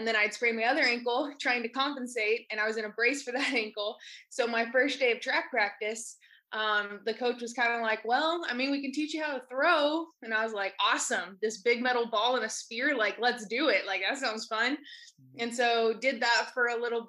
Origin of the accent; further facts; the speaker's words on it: Ball Ground, Georgia, United States; I came from Ball Ground, Georgia, super small town, really farm town type feel. I grew up on a small farm